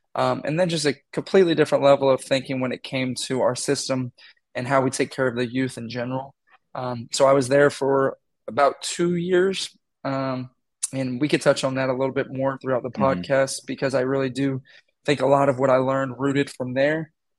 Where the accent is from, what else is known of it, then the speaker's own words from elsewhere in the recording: Texas, United States; also born or lived in Iowa; I'm originally from Texas, born, moved around a lot. I won't even go down that rabbit hole of my journey to Iowa, but I came up here, went to Grandview.